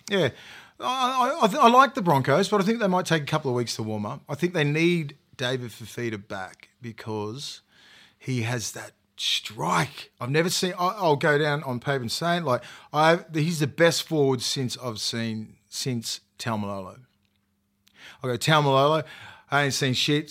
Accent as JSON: {"language": "English", "town": "Toronto", "region": "New South Wales", "country": "Australia", "said": "I'm from Toronto West"}